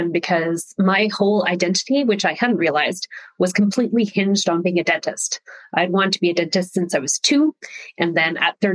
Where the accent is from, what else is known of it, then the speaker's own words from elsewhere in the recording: Saskatchewan, Canada; Uh, I'm Canadian. My dad was an RCMP, so a Mountie. So that means we I grew up all over Canada because his generation of police officer was transferred a lot, settling in Saskatchewan